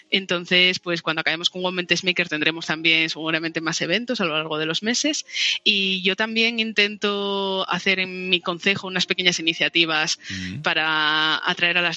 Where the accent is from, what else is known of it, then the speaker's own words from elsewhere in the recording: El Entrego, Asturias, Spain; also born or lived in Seville; En el entrego, en Asturias.